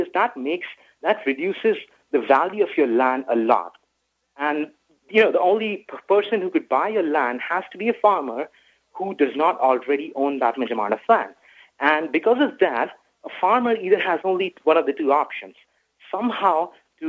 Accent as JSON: {"language": "English", "country": "India", "moved": "yes", "lives_now": "New Jersey, United States", "said": "I'm from India"}